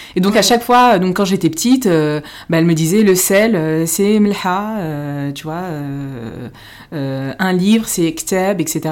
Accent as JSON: {"language": "French", "town": "Paris", "region": "Île-de-France", "country": "France", "tie": "born or raised there", "said": "je suis née à Paris, mais euh, mes parents sont tous les deux marocains"}